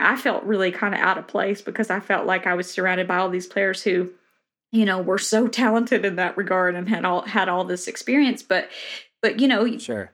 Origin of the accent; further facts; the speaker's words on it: Tennessee, United States; moved away as an adult; also born or lived in Boston; now in Nashville, United States; the town I grew up in in Tennessee literally has 900 people